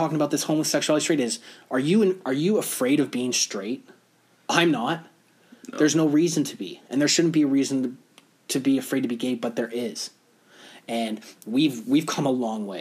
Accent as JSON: {"language": "English", "country": "Canada", "said": "us being Canadian"}